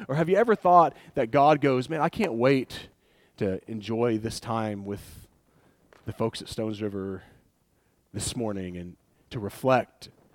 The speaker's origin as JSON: {"language": "English", "town": "Wartburg", "region": "Tennessee", "country": "United States", "said": "Wartburg. That's where I'm from."}